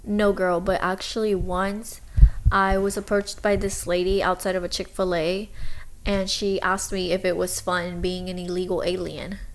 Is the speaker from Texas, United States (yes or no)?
yes; Texas, United States; I was raised in Texas